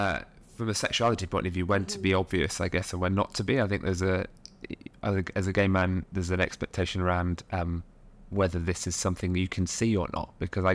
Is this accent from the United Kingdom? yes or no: yes; Nottingham, East Midlands, United Kingdom; now in London, United Kingdom; But, you know, we grew up on a working class estate in Nottingham, which you wouldn't know from my accent now, but it's all kind of disappeared in sort of London.